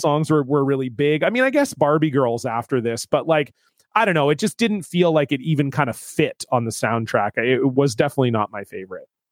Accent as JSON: {"language": "English", "region": "Ontario", "country": "Canada", "tie": "born or raised there", "said": "I grew up in Ontario"}